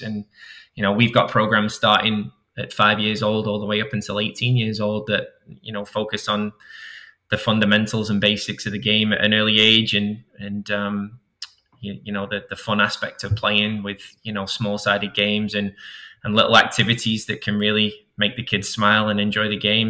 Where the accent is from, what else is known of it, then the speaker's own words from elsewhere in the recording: Manchester, North West England, United Kingdom; moved away; I was raised in Manchester